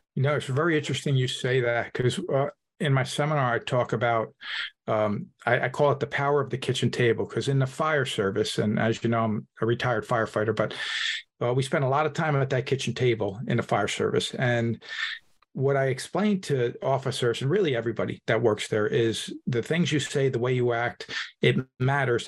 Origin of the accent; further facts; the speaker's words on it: Hudson County, New Jersey, United States; I'm an Italian from Hudson County, New Jersey.